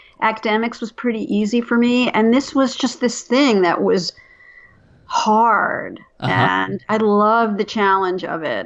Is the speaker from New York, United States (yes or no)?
yes; New York, United States; I grew up in New York